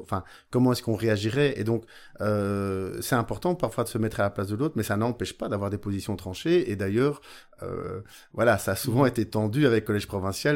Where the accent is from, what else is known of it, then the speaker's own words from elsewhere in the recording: Beauvechain, Wallonia, Belgium; chez nous à Beauvechain